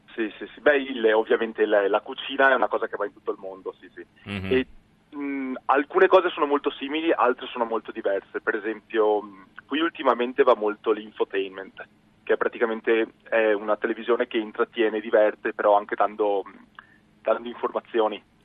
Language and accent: Italian; near Venice, between Padua and Venice, Veneto, Italy; accent: Venetian; moved away as an adult; now in South Korea; Io sono di, vicino a Venezia, di, di, un paesino che si chiama Milano, tra Padova e Venezia.